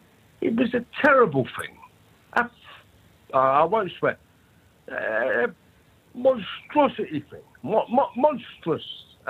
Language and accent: English; London, United Kingdom; as a Londoner